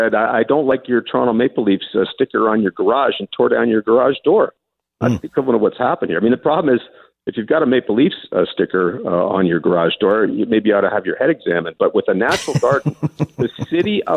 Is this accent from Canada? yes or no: no; Scotland, United Kingdom; I'm Scottish.